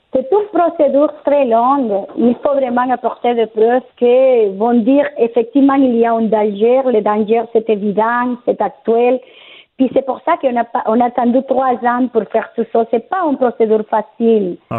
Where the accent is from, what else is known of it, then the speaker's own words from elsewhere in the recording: Colombia; moved away as an adult; now in Quebec City, Canada; Je suis arrivée il y a 10 ans à Québec. Je viens de la Colombie